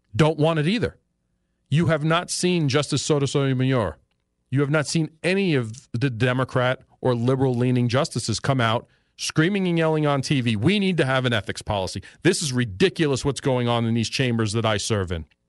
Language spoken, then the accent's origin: English; New York City, New York, United States; moved away; back when I was a child, growing up in New York City